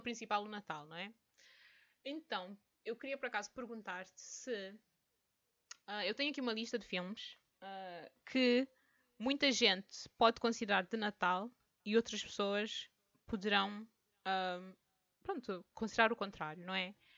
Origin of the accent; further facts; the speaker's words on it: France; eu sou francesa, eu digo tantan.